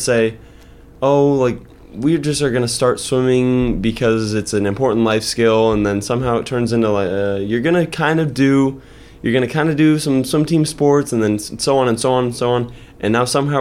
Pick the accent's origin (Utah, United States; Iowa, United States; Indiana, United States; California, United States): Iowa, United States; we're kids from Iowa